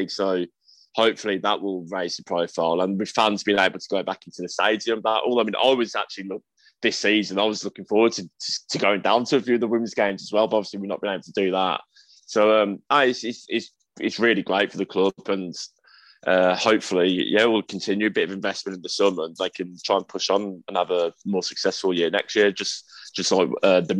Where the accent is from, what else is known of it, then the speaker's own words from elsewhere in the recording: Svenstrup, North Denmark Region, Denmark; born there; So I was born in Svenstrup, Denmark in 1991.